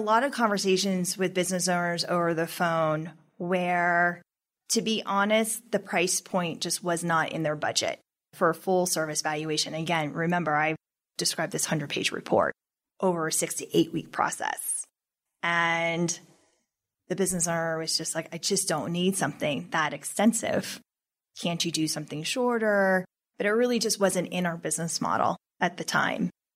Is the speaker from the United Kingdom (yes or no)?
no; Colorado, United States; We're not from Texas. We're from Colorado.